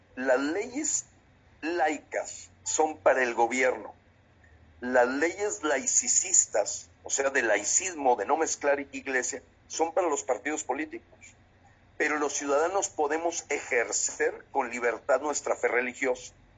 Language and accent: Spanish; Mexico; como mexicanos